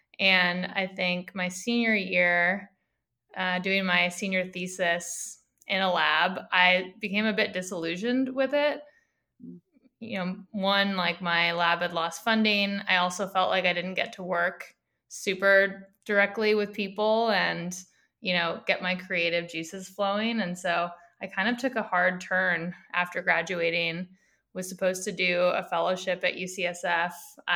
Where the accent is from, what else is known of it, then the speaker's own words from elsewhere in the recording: near Stanford University, Northern California, United States; I grew up in Northern California, so about an hour south of San Francisco near Stanford University.